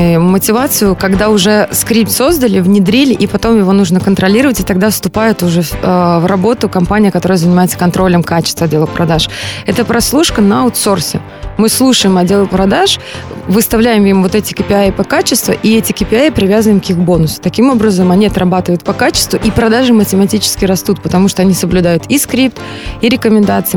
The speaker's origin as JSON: {"language": "Russian", "country": "Belarus", "tie": "born or raised there", "moved": "as an adult", "lives_now": "Moscow, Russia", "said": "я сама родом из Беларуси"}